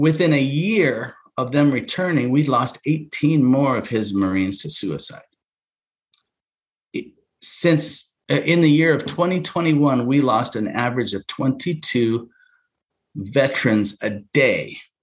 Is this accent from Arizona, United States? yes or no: no; Alaska, United States; I was born in Alaska to a family of 10 in a subsistence style living